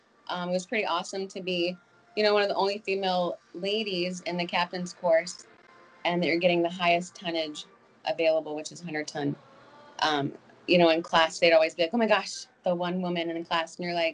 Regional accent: Arizona, United States; moved away as an adult; now in Maui, United States; So I moved to Maui from Arizona. I moved to Maui when I was, 18. Almost 20 years ago.

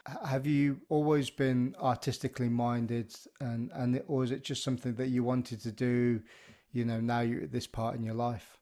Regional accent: Birmingham, West Midlands, United Kingdom; I grew up in the Midlands of the U K, um, ara, around, uh, around the Birmingham area

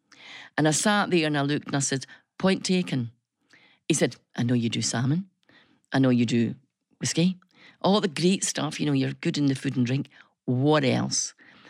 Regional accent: Scotland, United Kingdom; And I says, good morning. … from Scotland.

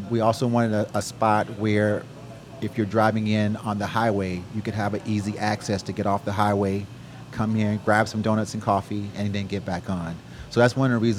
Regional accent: Michigan, United States; also born or lived in California / Houston; now in College Station, United States; I'm from Michigan originally, and then went from Michigan to California.

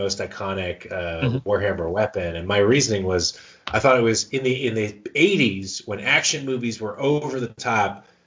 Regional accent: United States; And we are American

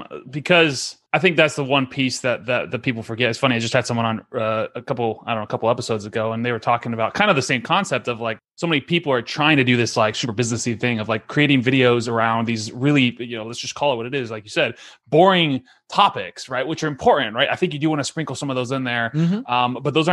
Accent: San Diego, California, United States; San Diego.

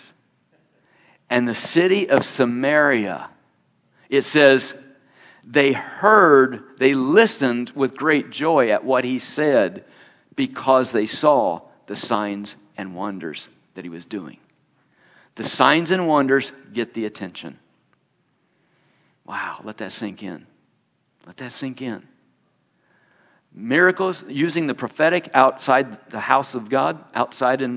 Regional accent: Indiana, United States; I'm from Indiana

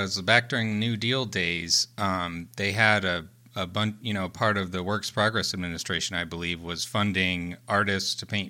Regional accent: United States; as a you know uncultured American swine

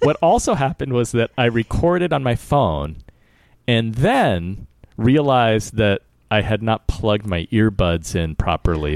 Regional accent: United States; I was born here

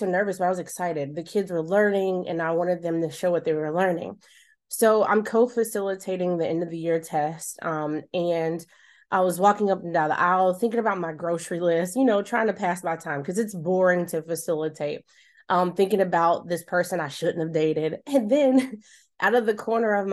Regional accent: Charlotte, North Carolina, United States; my hometown of Charlotte

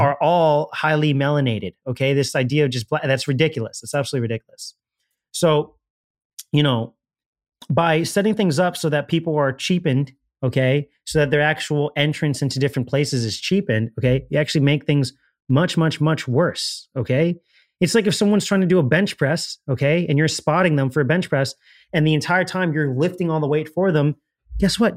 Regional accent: Miami, Florida, United States; I'm from Miami

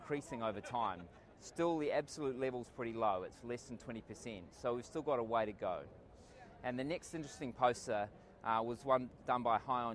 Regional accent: Australia; I am from Australia, and I'm coming to you from the beautiful city of Amsterdam

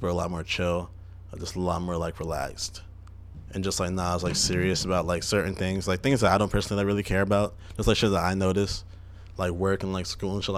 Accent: Bridgeport, Connecticut, United States; moved away; also born or lived in Montego Bay, Jamaica / Miami / Maine / New England; I grew up in Bridgeport, Connecticut

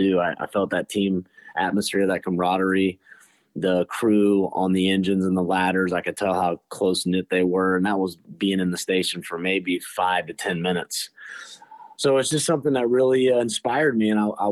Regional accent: Charleston, South Carolina, United States; I was born in Charleston, South Carolina. I'm very thankful to be born and raised there. Been there my entire life

